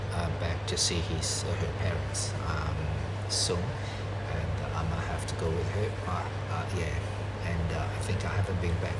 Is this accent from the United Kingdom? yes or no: no; China; English is a second language; now in Australia; That's why my English like this.